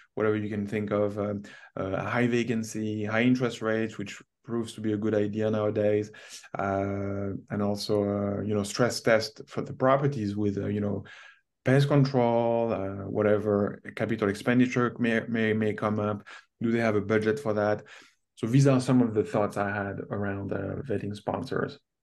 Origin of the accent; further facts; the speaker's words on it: Canada; as a Canadian investing in the U.S.